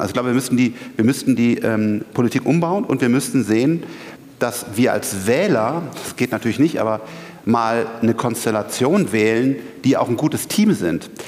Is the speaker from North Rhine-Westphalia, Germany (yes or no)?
yes; Bonn, North Rhine-Westphalia, Germany; ich komme aus Bonn